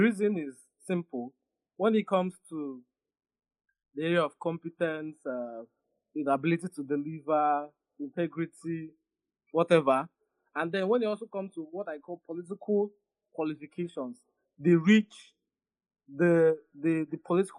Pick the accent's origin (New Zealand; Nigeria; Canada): Nigeria; southern Nigeria; Though it is nice as a Southerner, you know, he's passing a strong message to tell Northern Nigeria that this is our time.